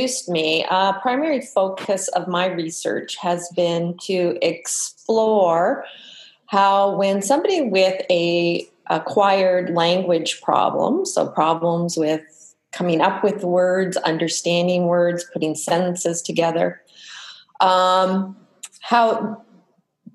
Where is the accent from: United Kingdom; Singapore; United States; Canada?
Canada; Manitoba; moved away; I'm from Manitoba